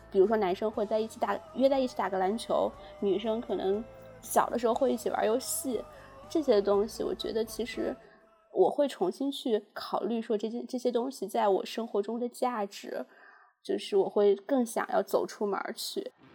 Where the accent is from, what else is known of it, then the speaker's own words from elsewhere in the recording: Shaanxi, China; 我明明是一个陕西人